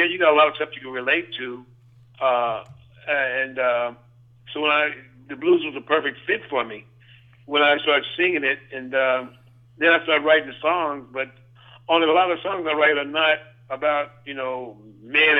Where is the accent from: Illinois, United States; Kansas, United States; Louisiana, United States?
Kansas, United States; Wichita; moved away as an adult; also born or lived in Memphis, Tennessee; So 55 to 72, I grew up in Wichita, went to school in Wichita, and I graduated from Wichita Heights in 72